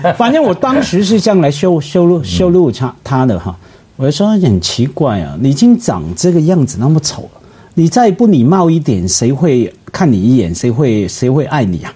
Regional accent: Hong Kong; Chinese is a second language; 我们香港人

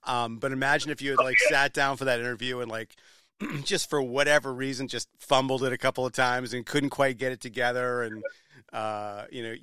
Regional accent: Rye, New Hampshire, United States; moved away; also born or lived in South Berwick, Maine; I grew up in Rye, New Hampshire, so I love that whole seacoast

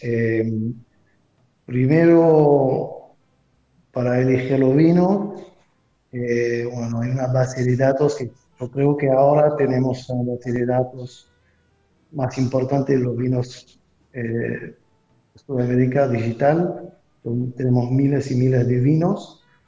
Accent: France; moved away as an adult; now in Montevideo, Uruguay; soy francés, antes estuve en Francia

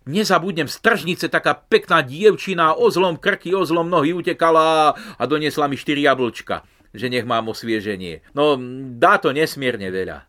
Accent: Turiec, Žilina Region, Slovakia; u nás v Turci na Lipovci

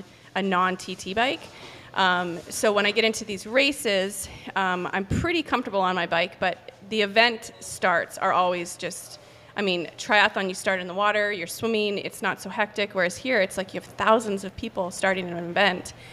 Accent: Canada; moved away as an adult; also born or lived in United States; Before I left Canada, because I'm from Canada, I went to school

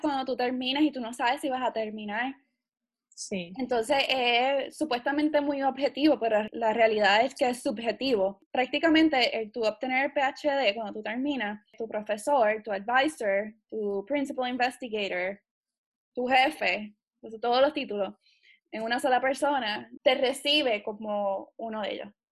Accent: Puerto Rico; yo soy puertorriqueña antes de ser científico

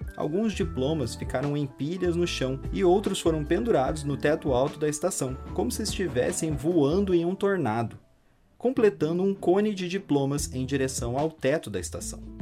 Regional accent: Brazil; Eu, como brasileiro

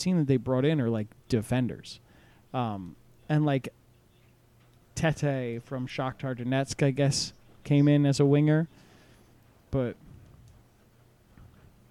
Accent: United States; we're American

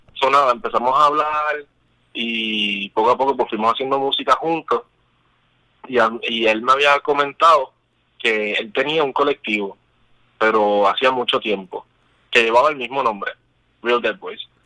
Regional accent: Puerto Rico; somos los 10 puertorriqueños

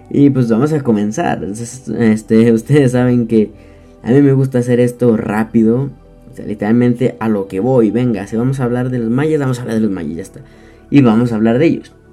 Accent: Mexico; Este, no sé de en qué país seas, pero para que sepas que yo soy de México, claro.

